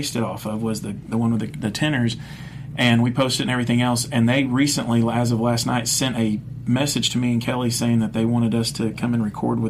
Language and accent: English; Dominican Republic; I said, you know, growing up in the Dominican, this and that, I said, I'd like to sing